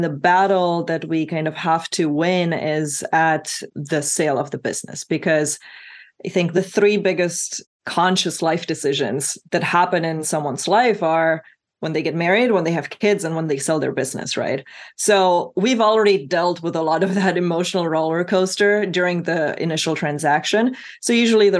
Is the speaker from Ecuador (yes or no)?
no; Romania; now in United States; I grew up skiing in Romania, which is very icy and very rocky